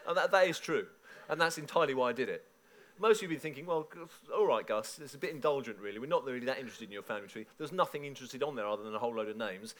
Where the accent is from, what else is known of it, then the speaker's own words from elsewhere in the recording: Woking, South East England, United Kingdom; my own church in Woking, where I grew up in Surrey